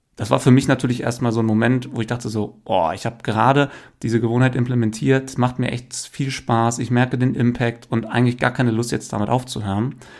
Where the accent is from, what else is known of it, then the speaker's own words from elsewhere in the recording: Hameln, Lower Saxony, Germany; now in Hanover, Germany; ich bin in Hameln aufgewachsen